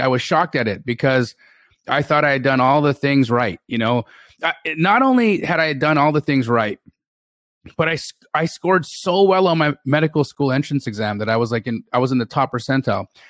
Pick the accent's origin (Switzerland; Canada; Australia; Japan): Canada; Calgary, Alberta; moved away as an adult; also born or lived in Los Angeles, California; now in Phoenix, United States; I grew up in Calgary, Alberta, and I stayed in Alberta until about two thousand and eight